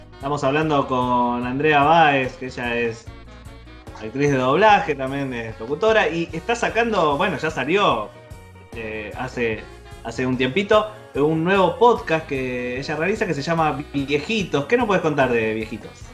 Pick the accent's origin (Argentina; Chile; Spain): Argentina; Merlo, Buenos Aires Province; born or raised there